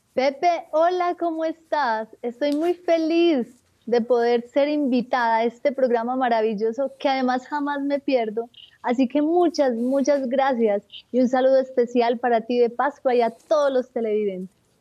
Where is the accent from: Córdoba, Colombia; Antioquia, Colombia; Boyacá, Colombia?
Antioquia, Colombia; Marinilla; en el oriente antioqueño, en un pueblo llamado Marinilla. Eh, soy la quinta de 10 hijos. Nací en un hogar católico donde me inculcaron un profundo amor por la Eucaristía y por la Madre de Dios, por el Santo Rosario. Mm. Allí crecí